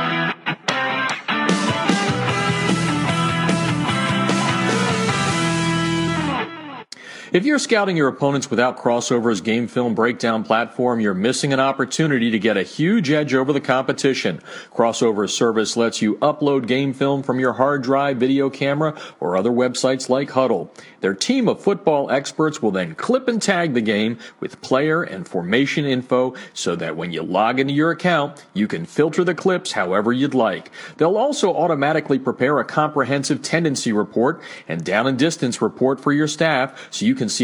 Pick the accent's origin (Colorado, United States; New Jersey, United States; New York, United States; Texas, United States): New Jersey, United States; now in Southern California, United States; my hometown area there, right next to Pennsylvania